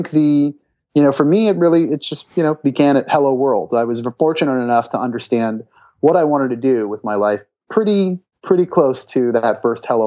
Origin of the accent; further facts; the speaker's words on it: Brampton, Ontario, Canada; I'm Canadian, and there's a great high school in Brampton, which is a suburb of Toronto, Ontario